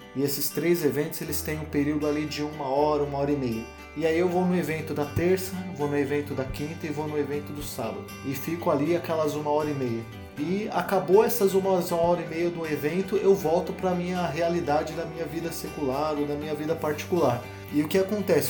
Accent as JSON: {"language": "Portuguese", "country": "Brazil", "said": "nossa cultura como povo, como brasileiros"}